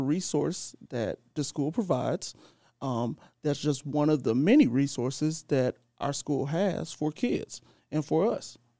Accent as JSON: {"language": "English", "town": "St. Louis", "region": "Missouri", "country": "United States", "said": "I'm from Saint Louis, too"}